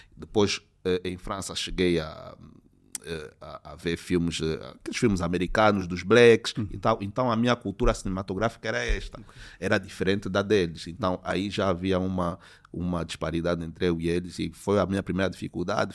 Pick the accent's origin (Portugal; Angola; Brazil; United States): Angola; Luanda, Luanda Province; desde a minha infância aqui na Maianga